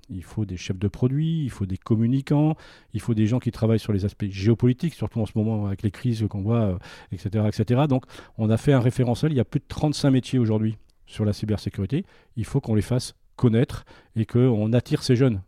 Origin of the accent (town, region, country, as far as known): France